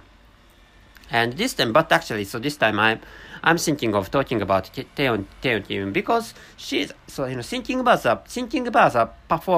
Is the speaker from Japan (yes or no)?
yes; Japan; first language Japanese; English is a second language; I'm a Japanese person, so my mother tongue is really close to Korean language